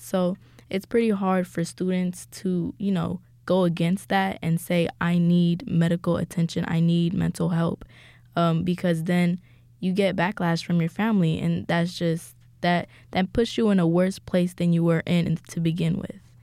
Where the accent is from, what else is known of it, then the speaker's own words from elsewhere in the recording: Ethiopia; moved away; I am from Ethiopia